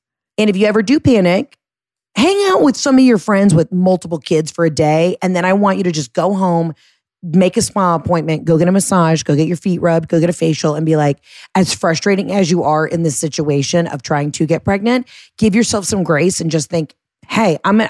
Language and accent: English; New Jersey, United States; from New Jersey.